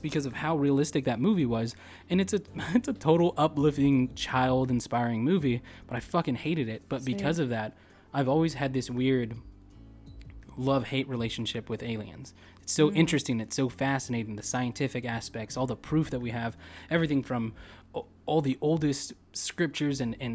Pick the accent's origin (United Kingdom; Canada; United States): United States; California; moved away as an adult; we grew up in Cali, so we were the epitome of like season pass holders for Disneyland and Universal